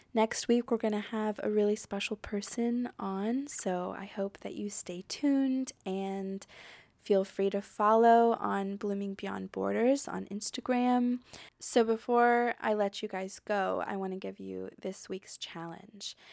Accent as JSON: {"language": "English", "country": "United States", "tie": "born or raised there", "moved": "as an adult", "lives_now": "France", "said": "I'm American and I grew up in America"}